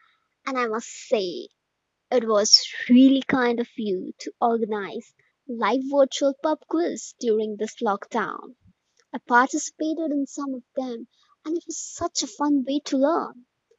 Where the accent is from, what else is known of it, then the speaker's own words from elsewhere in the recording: India; from India